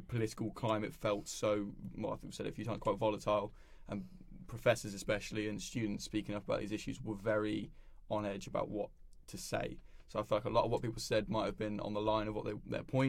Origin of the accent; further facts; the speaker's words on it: United Kingdom; being British